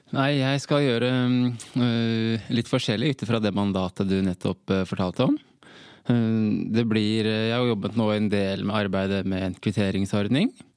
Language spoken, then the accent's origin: Norwegian; Norway; Jeg er halvt norsk, halvt gambisk.